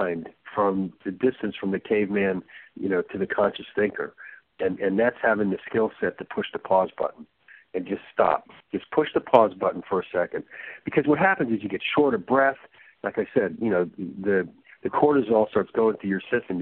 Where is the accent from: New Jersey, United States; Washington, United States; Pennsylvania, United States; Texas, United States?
New Jersey, United States; I grew up in New Jersey